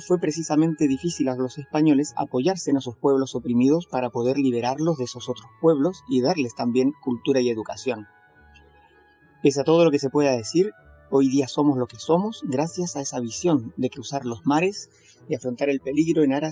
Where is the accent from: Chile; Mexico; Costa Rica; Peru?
Chile; also born or lived in Spain; soy chileno y español y soy coach de desarrollo personal y financiero.